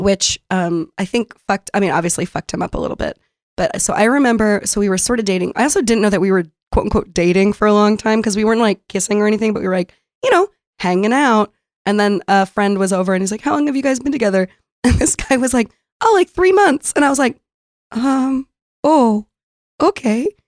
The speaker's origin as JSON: {"language": "English", "town": "San Diego", "region": "California", "country": "United States", "tie": "born or raised there", "also_born_or_lived": "Brooklyn, New York", "moved": "as an adult", "lives_now": "New York, United States", "said": "I grew up in San Diego"}